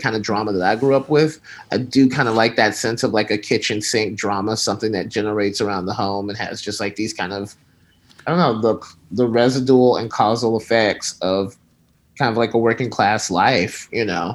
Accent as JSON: {"language": "English", "region": "Alabama", "country": "United States", "tie": "born or raised there", "moved": "as an adult", "lives_now": "California, United States", "said": "I grew up in Alabama. And then around 2001, 2002, I moved to California"}